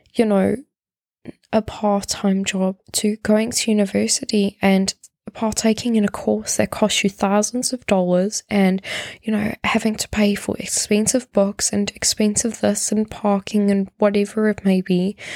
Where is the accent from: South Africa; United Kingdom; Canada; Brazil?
South Africa; moved away; I come from South Africa